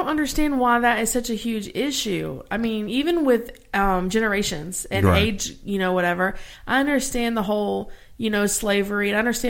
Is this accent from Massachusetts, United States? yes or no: no; Louisiana, United States; And I am from Louisiana, born and raised.